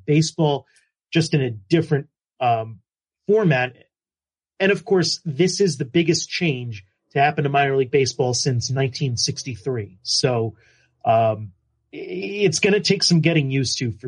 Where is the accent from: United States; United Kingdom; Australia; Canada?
United States; New Jersey; My home state